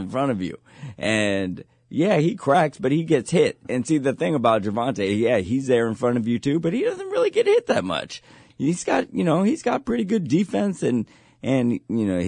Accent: San Mateo, California, United States; everybody knew I came from San Mateo

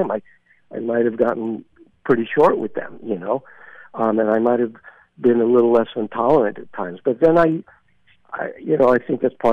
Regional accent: Brooklyn, New York, United States; I grew up in Brooklyn, and as we talked about, and I, I thank God that I had a normal childhood, and I went to you know uh, public schools and high school

